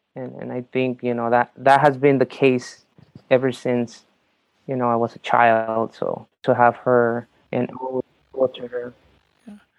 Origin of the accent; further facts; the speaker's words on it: Mexico; moved away; I was born in Mexico.